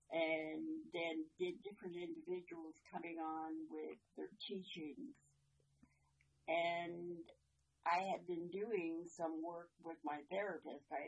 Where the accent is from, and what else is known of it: Shinanemo, British Columbia, Canada; born or raised there; moved away as an adult; also born or lived in Washington